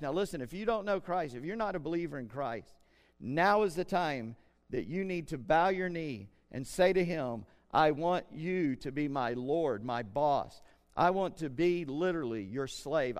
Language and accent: English; South Carolina, United States; I'm from Scott Irish descent and a Southern South Carolina redneck.